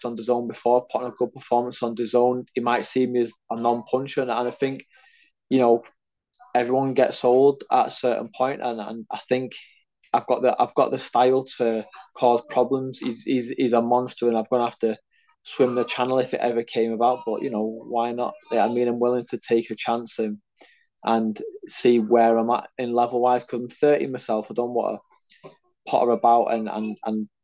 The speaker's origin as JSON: {"language": "English", "country": "United Kingdom", "said": "I'm a Brit"}